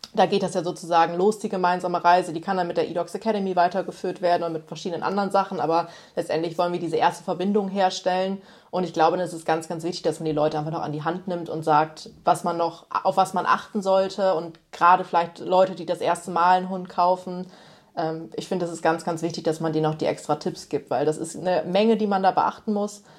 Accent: Osnabrück, Lower Saxony, Germany; also born or lived in Berlin / Thailand; hier so in Osnabrück, wo ich ja auch, also einfach meine Heimat ist.

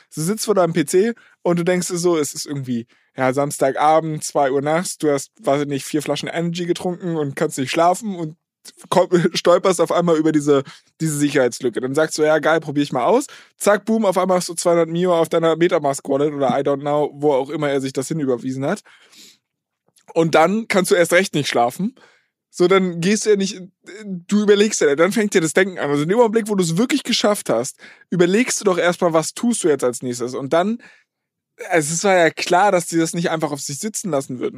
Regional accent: Berlin, Germany; Ich komme eigentlich aus Berlin

